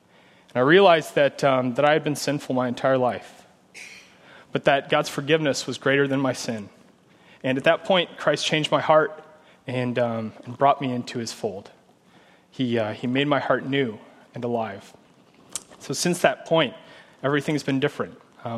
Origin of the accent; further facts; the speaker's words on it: Omaha, Nebraska, United States; moved away as an adult; also born or lived in Illinois; now in Leawood, Kansas, United States; I'm from Omaha, Nebraska. And so, grew up and was raised in Omaha. My parents were divorced when I was young, so I lived most of my life with my mom and with my brother, and then kind of, you know, grew up in the church